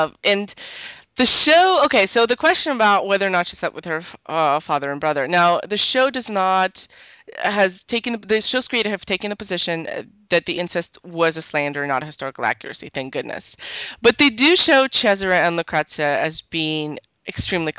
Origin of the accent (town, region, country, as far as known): Canada